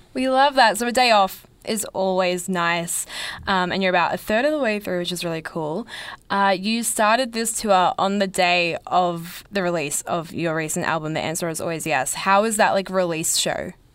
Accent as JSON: {"language": "English", "town": "Melbourne", "region": "Victoria", "country": "Australia", "tie": "born or raised there", "said": "growing up in Melbourne"}